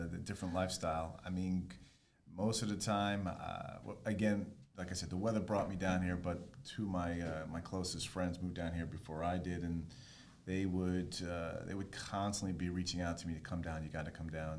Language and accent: English; Rockland County, New York, United States; now in South Florida, United States; I am originally from New York. I grew up there and moved down here in summer of 1997.